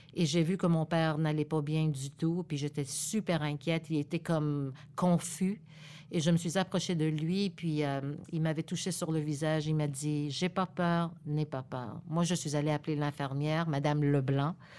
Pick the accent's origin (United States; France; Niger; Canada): Canada; Montreal, Quebec; French is a second language; also born or lived in Laval; Je viens de Montréal. Je suis née ici à Montréal